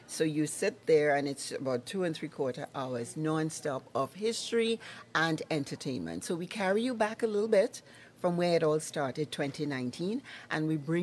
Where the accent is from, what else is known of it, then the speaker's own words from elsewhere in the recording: Trinidad & Tobago; moved away as an adult; now in Lloydminster, Canada; I'm from Trinidad and Tobago.